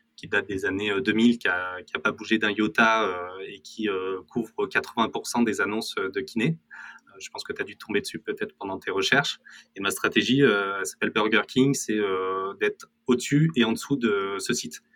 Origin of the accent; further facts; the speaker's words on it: Corrèze, Nouvelle-Aquitaine, France; je viens de Corrèze et je suis très fier de venir de Corrèze.